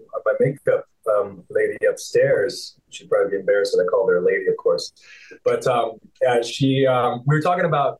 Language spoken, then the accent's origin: English; St. Albert, Alberta, Canada; moved away as an adult; now in California, United States; growing up in St. Albert, little town connected to Edmonton, was a wonderful place to grow up.